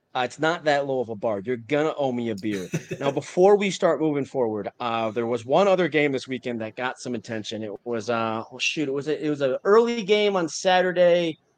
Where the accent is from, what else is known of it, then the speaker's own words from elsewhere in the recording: Wisconsin, United States; moved away; I'm from Wisconsin originally.